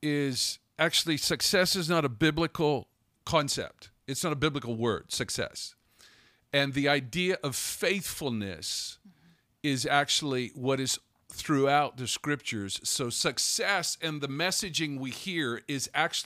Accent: United States; I'm an American

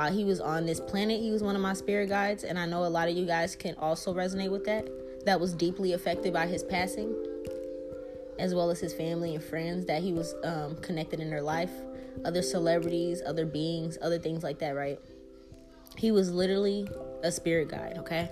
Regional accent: New Orleans, Louisiana, United States; I'm from New Orleans.

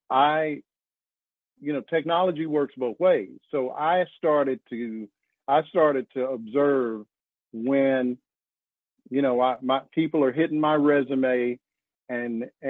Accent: Arkansas, United States; also born or lived in New York / New Jersey; now in North Carolina, United States; I'm from Arkansas

